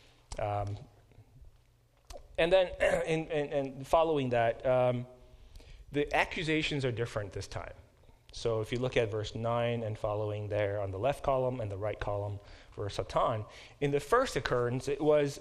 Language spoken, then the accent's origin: English; South Korea; moved away; I was born in Korea and in the early 70s, and that was before Korea became a more developed country